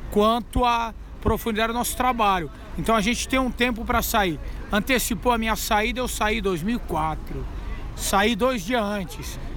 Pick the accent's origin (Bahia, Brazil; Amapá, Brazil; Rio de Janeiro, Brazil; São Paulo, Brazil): São Paulo, Brazil; Santos; de Santos, ó. Antônio Carlos, do lado da Vira Belmiro. Santista dos Quatro Costados.